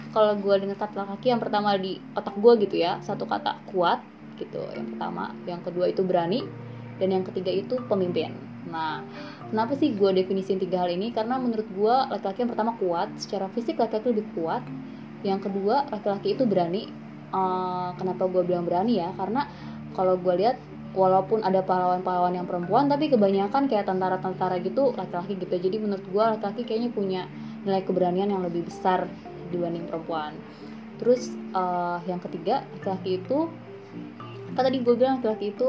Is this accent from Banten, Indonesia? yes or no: yes; Cilegon, Banten, Indonesia; uh, gue dari Cilegon Kegiatan gue saat ini mengajar di salah satu SMK di kota Serang